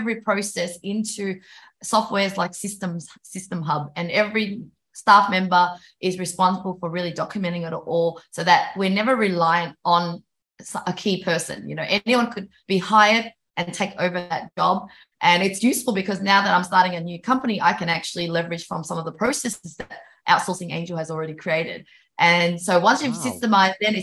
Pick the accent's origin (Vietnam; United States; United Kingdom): Vietnam; moved away; I was born in Vietnam and I know what it's like living in developing countries